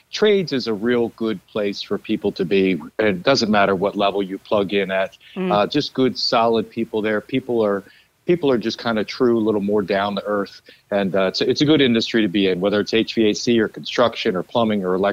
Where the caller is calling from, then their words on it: Lancaster, Pennsylvania, United States; Today I talk to you from Lancaster, Pennsylvania, which is home.